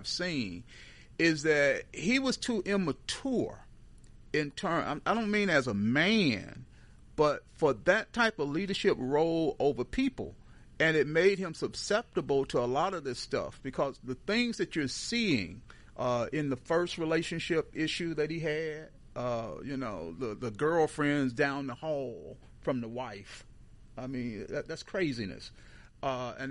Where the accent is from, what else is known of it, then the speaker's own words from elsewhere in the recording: Houston, Texas, United States; I'm from Houston